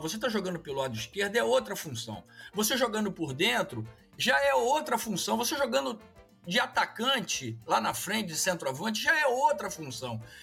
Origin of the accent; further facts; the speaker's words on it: Brazil; hoje somos nós brasileiros